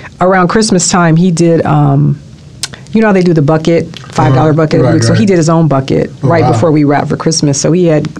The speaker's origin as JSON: {"language": "English", "town": "Los Angeles", "region": "California", "country": "United States", "tie": "born or raised there", "said": "Los Angeles, born and raised"}